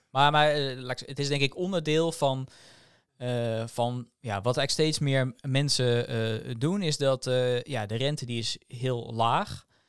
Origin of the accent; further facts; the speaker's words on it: Netherlands; als Nederlanders